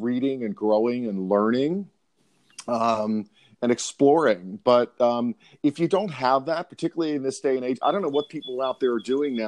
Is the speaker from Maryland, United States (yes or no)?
yes; Baltimore, Maryland, United States; I'm from Baltimore, Maryland. Was raised by a single mom in the inner city of Baltimore